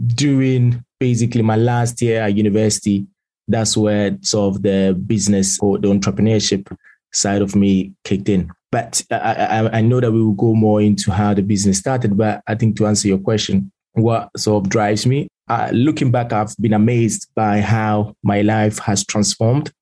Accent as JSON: {"language": "English", "country": "Italy", "tie": "born or raised there", "moved": "as an adult", "lives_now": "London, United Kingdom", "said": "born and raised in Italy. I spent basically majority of my lifetime over there till I was 18"}